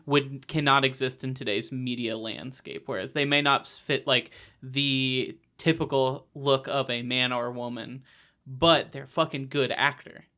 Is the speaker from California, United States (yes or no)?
no; Iowa, United States; I grew up in Iowa